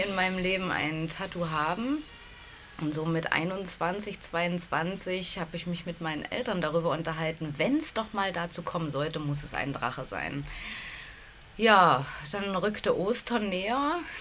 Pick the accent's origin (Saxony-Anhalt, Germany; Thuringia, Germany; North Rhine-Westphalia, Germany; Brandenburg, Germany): Saxony-Anhalt, Germany; bin in Sachsen-Anhalt aufgewachsen, in einer kleinen Stadt, die mhm. genau zwischen Halle und Magdeburg liegt